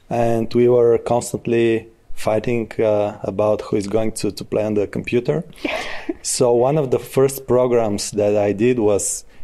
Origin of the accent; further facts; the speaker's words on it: Smolyan, Smolyan Province, Bulgaria; born and raised in Smolyan.